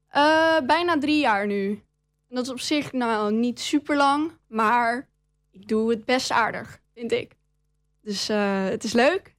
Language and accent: Dutch; Enschede, Overijssel, Netherlands; Ik kom uit Enslee